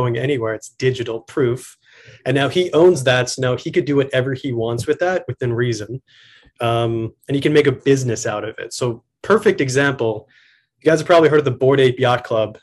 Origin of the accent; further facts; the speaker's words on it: New York City, New York, United States; I'm from Queens